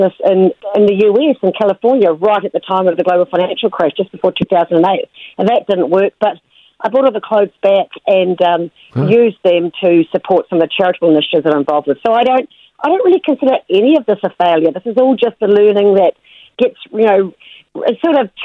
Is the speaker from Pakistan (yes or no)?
no; Rotorua, Bay of Plenty, New Zealand; also born or lived in Wellington; I grew up in Wellington, and then when I was 7, I shifted to Rotorua